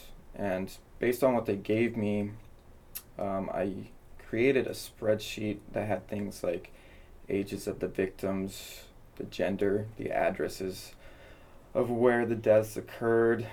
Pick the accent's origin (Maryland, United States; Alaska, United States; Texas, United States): Alaska, United States; Anchorage; moved away as an adult; now in Clark County, United States; I came from Anchorage, Alaska. It's where I spent my entire life.